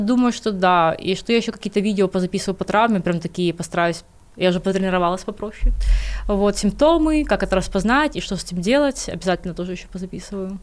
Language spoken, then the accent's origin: Russian; Kyiv, Ukraine; я из Киева, я родилась в Киеве, Украина моя страна